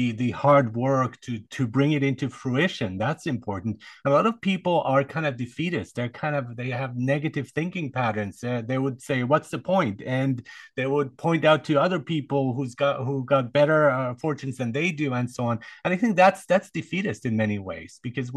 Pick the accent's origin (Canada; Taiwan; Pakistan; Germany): Germany; moved away; I grew up in Germany